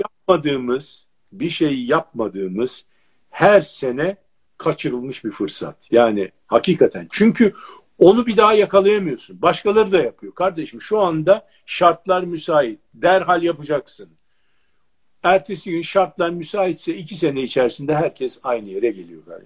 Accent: Turkey

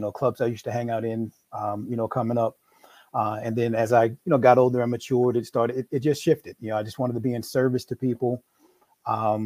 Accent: New York, United States; now in Maryland, United States; I'm originally from New York. No, I don't have an accent.

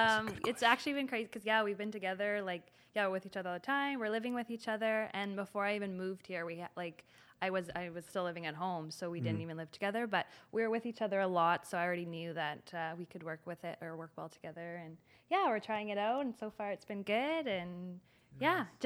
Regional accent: Winnipeg, Manitoba, Canada; moved away as an adult; now in Toronto, Canada; So, I'm originally from Winnipeg.

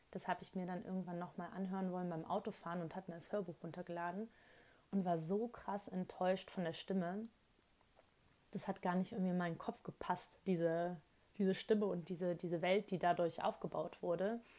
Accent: Rhineland, Germany; born there; ich bin gebürtige Rheinländerin und die reden ja super gerne laut und schnell.

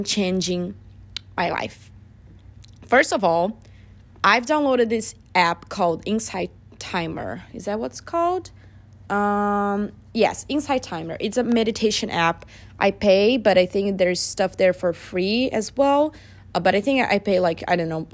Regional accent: Brazil; now in United States; My family and I, we don't really celebrate it because we are from Brazil

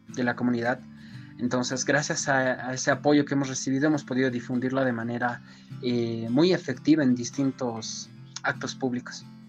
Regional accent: Coroico, La Paz, Bolivia; soy del municipio de Coroico

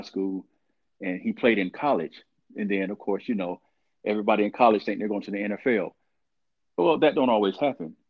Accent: Columbus, Georgia, United States; also born or lived in Norfolk, Virginia; I'm from Columbus, Georgia, you know, born and raised there

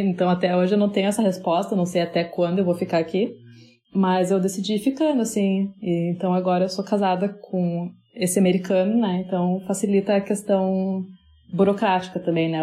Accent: Porto Alegre, Rio Grande do Sul, Brazil; moved away as an adult; now in United States; eu sou de Porto Alegre

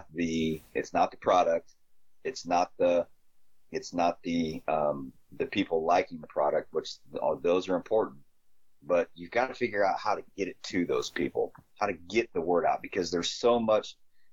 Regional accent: Midwest, United States; So I'm a Midwesterner, man. I don't know when the times are those fish are biting, or how to get them to bite.

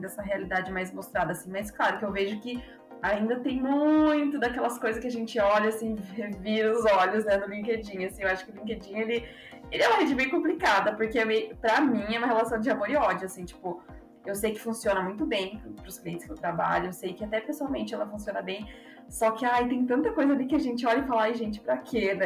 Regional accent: Ponta Grossa, Paraná, Brazil; now in São Paulo, Brazil; sou da cidade de Ponta Grossa, do Cris também, mas moro em São Paulo hoje em dia

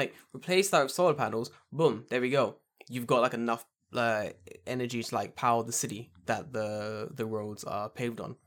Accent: United Kingdom; I'm so glad I'm British

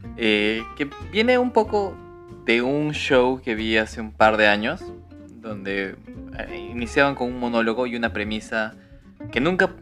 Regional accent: Cusco, Peru; now in Lima, Peru; nosotros somos de Cusco

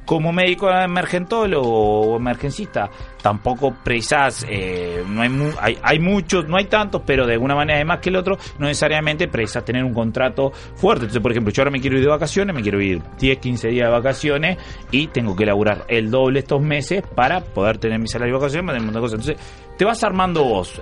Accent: Florida, Uruguay; moved away as an adult; also born or lived in Montevideo; yo soy de Florida

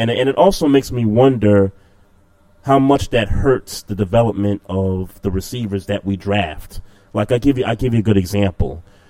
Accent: New York City, New York, United States; in Brooklyn, in my hometown.

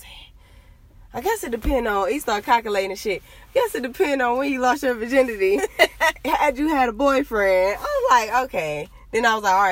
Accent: Cleveland, Ohio, United States; I'm from Cleveland, Ohio

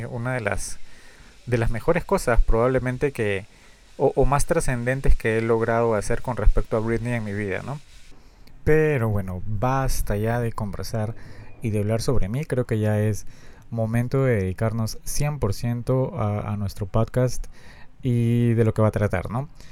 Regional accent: Peru; Yo soy de Perú

